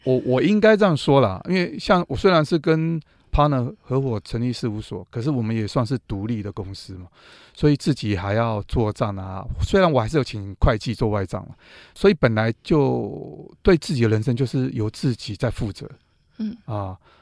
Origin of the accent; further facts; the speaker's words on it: Taipei, Taiwan; 因为我是土生土长的东区小孩啦